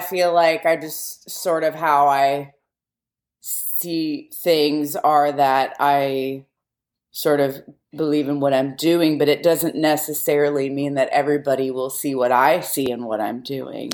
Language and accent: English; Yellow Springs, Ohio, United States; we grew up near Yellow Springs, Ohio